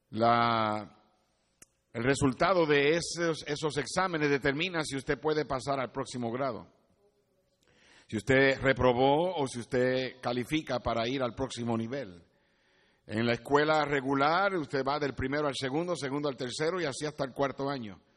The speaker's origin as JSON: {"language": "Spanish", "country": "Puerto Rico", "moved": "as an adult", "said": "yo llegué de Puerto Rico al colegio en mi primer año sin saber inglés, en el 1900."}